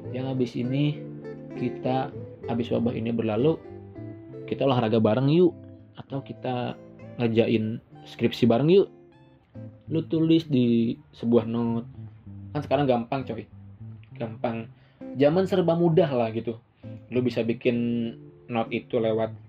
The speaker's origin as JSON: {"language": "Indonesian", "region": "West Java", "country": "Indonesia", "said": "kayak gue orang Sunda dan cewek gue orang Padang"}